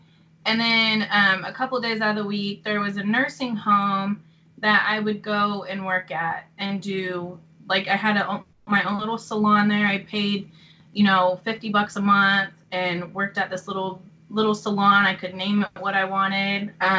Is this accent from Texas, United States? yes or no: yes; Midland, Texas, United States; also born or lived in Illinois; So really, I just say I'm from Midland because, I mean, you can't beat Texas. So I just say I'm from there because Illinois is, I mean, I didn't live there very long. And then, yeah, so I'm from Midland.